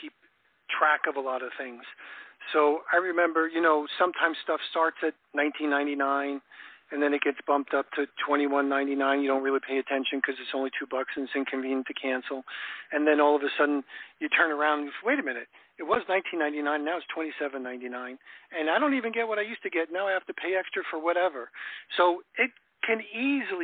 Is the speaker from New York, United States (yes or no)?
yes; New York, United States; now in Florida, United States; I grew up in New York